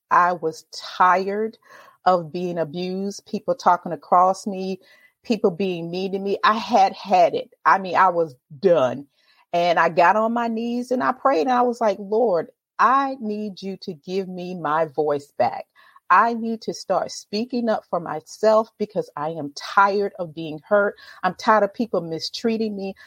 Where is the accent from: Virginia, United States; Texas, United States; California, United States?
Virginia, United States; Virginia Beach; Born and raised in Virginia Beach, Virginia. I've been here all my life